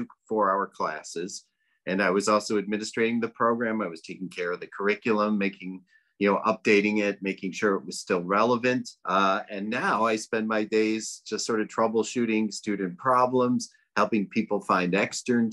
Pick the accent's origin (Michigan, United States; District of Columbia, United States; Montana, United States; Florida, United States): Michigan, United States; Detroit; moved away as an adult; also born or lived in New York; I'm from Detroit. So I moved to New York to go to Natural Gourmet Institute